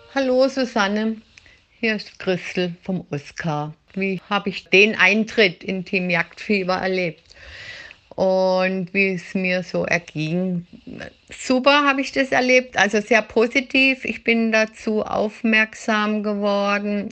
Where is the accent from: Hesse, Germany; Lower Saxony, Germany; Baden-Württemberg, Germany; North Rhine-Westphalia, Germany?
Baden-Württemberg, Germany; Black Forest; ich habe jetzt ein bisschen Dialekt halt, ich komme aus dem Schwarzwald